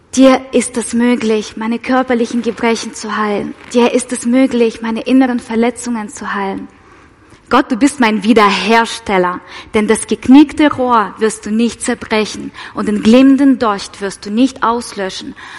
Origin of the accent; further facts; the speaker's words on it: Russia; moved away; ich komme ja aus Russland, falls es jemand nicht weiß. Genau, ich bin mit meiner Mama in Russland ähm, in die orthodoxe Kirche